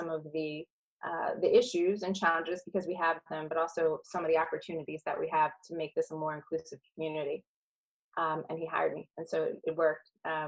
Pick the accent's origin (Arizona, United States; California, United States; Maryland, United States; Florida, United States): Maryland, United States; Howard County; growing up in Howard County